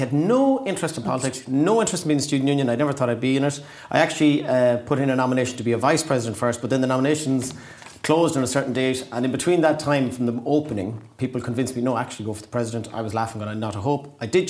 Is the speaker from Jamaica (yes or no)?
no; Tuam, Connacht, Ireland; moved away as an adult; now in Sligo, Ireland; From just outside Tuam. It'd be like saying I'm from Sligo Town, but I'm from Cawley. So it's like a little parish called Killarearan outside.